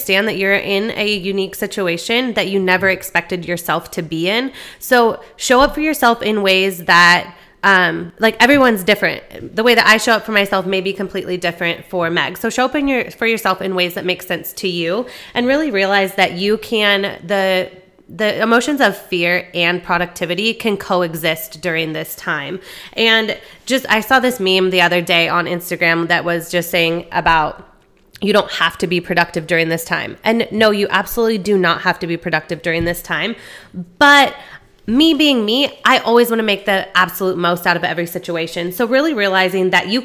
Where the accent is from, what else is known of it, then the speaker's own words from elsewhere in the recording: Arizona, United States; moved away as an adult; I'm from Arizona. I just recently moved down here about 6 months ago